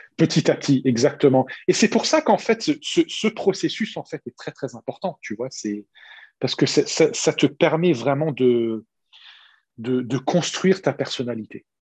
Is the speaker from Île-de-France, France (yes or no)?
no; Strasbourg, Grand Est, France; moved away as an adult; also born or lived in United States / Michigan; now in Singapore; J'ai grandi à Strasbourg, capitale de l'Europe